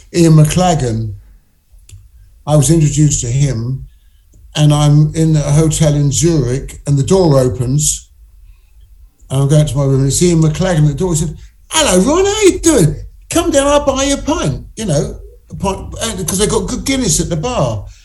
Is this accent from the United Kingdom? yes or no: yes; England, United Kingdom; being English